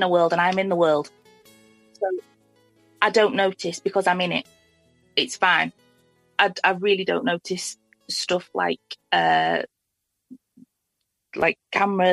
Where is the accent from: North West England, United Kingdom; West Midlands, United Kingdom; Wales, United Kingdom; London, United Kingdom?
North West England, United Kingdom; near Liverpool; I grew up, you know, near Liverpool.